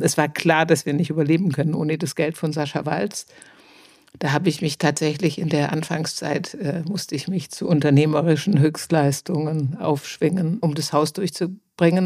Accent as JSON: {"language": "German", "town": "Stuttgart", "region": "Baden-Württemberg", "country": "Germany", "also_born_or_lived": "Hamburg", "moved": "yes", "said": "ich komme aus Stuttgart"}